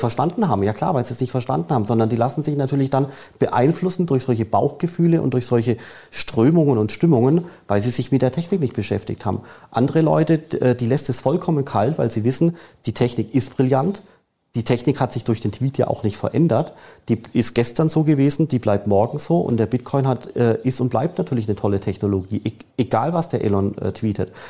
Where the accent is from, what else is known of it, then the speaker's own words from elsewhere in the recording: Germany; als Deutscher in Deutschland